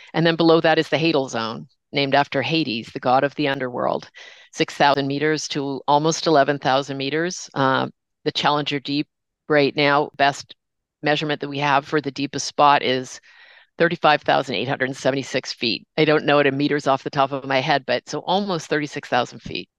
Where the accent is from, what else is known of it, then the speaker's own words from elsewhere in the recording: Toronto, Ontario, Canada; growing up in Toronto, north of Toronto